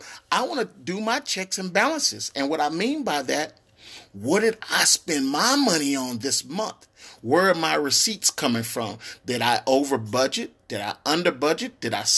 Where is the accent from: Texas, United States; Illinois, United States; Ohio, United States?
Texas, United States; Tyler; See, when I was growing up in Tyler, Texas, there was no one coming across giving out advice, not even at school. And I went to a private school in Tyler, Texas